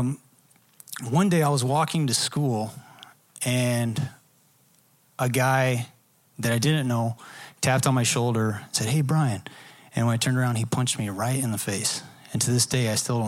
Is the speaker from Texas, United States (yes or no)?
yes; Dallas, Texas, United States; I'm from the Dallas area